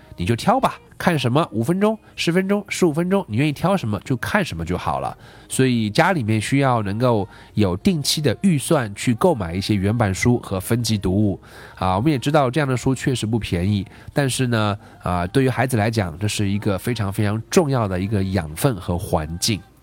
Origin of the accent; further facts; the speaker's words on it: China; 包括我们中国这个社会